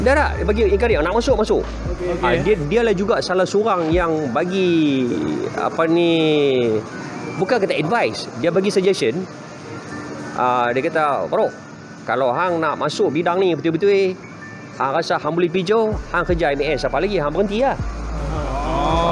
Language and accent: Malay; Penang Island, Malaysia; accent: Penang; moved away; also born or lived in Kuala Lumpur; orang kenal kita sebagai orang yang datang daripada anak jati Pulau Pinang